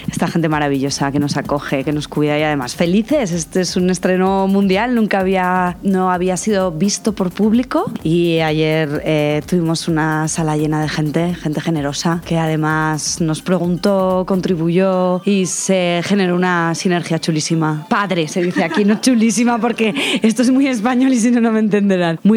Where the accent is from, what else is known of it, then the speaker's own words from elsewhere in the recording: Spain; Yo vengo de España y de una infancia sencilla, fácil, acomodada